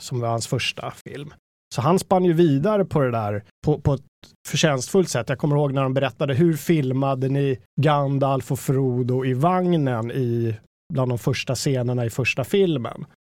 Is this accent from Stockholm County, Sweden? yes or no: yes; Danderyd, Stockholm County, Sweden; den lokala bokhandeln i Mörby centrum, där jag växte upp